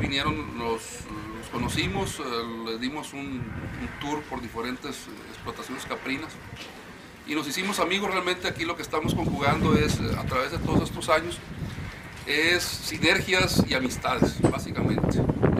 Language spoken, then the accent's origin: Spanish; Baja California Sur, Mexico; Nosotros somos de los pocos subcalifornianos de pura cepa que quedamos en Baja California